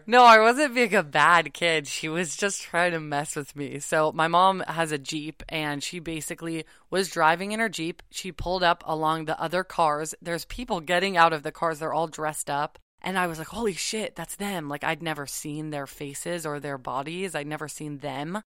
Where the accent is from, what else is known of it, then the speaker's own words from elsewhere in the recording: Malibu, California, United States; I grew up in Malibu